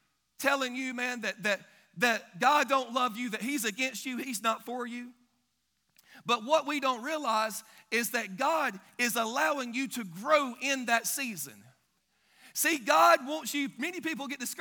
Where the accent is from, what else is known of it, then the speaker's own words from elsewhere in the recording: Billingsley, Alabama, United States; Grew up in a little town called Billingsley, Alabama